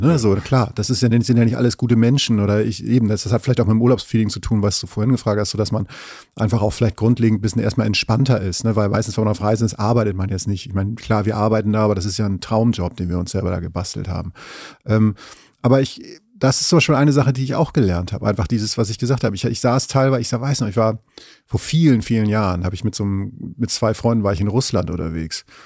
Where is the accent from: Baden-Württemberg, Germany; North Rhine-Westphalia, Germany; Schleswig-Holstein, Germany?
Schleswig-Holstein, Germany; Ich komme ähm, aus Schleswig-Holstein an der Grenze zu Hamburg